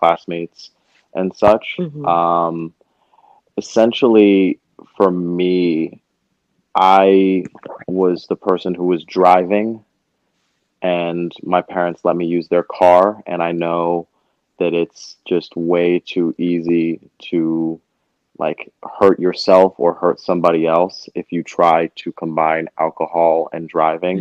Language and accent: English; Montclair, New Jersey, United States; also born or lived in Harlem, New York; now in New York, United States; I'm from Montclair, New Jersey, and currently reside in Harlem, New York